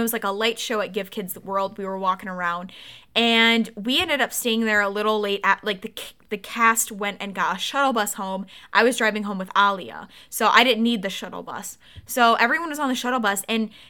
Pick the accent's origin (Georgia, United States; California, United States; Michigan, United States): Michigan, United States; Oakland; Like, we're from Michigan, suburbs of Detroit. As soon as I said that, she walked away. Like, super weirdly. Like, I just said I was from Oakland.